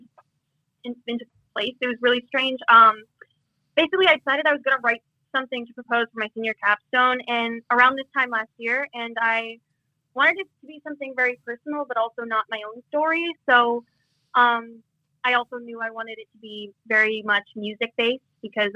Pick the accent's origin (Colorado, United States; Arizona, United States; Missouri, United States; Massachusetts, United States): Massachusetts, United States; Marshfield; I grew up in Marshfield, Massachusetts, like 40 minutes south of Boston